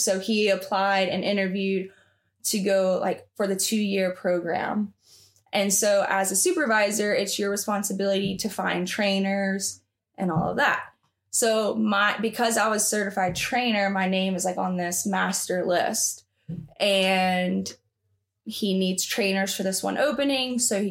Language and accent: English; the South, United States; So because I was the only one from the South, they made fun of me and like my accent, like, oh, …, like you're one of those Alabama girls.